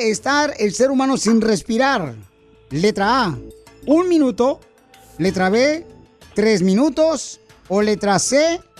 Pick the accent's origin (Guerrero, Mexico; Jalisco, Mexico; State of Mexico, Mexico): Guerrero, Mexico; now in United States; Porque ¿a qué venimos de Guerrero a Estados Unidos?